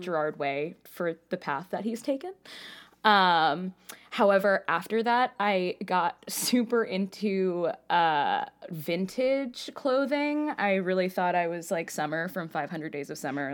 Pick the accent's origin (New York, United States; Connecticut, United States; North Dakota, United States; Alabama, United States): New York, United States; New York City; I grew up in Queens and my grandmother lived in Long Island.